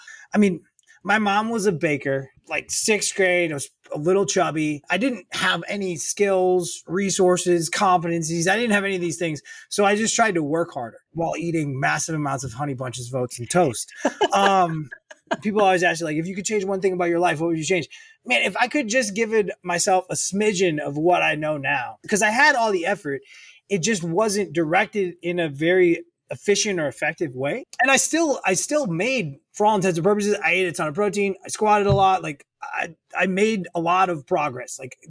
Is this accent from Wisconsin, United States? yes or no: yes; Racine, Wisconsin, United States; I'm from the Midwest, originally about 90 minutes north of Chicago, in a town called Racine, Wisconsin